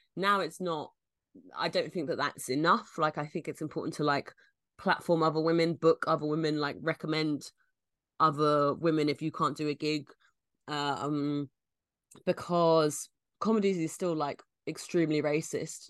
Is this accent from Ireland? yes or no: no; London, United Kingdom; I'm from London